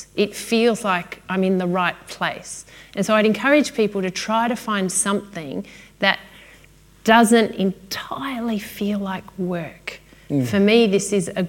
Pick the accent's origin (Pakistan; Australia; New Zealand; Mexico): Australia; Melbourne, Victoria; I'm from Melbourne